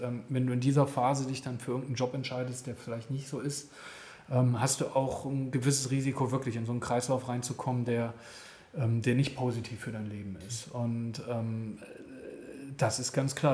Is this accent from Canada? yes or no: no; Germany; moved away as an adult; also born or lived in Guatemala; ich bin ein Deutscher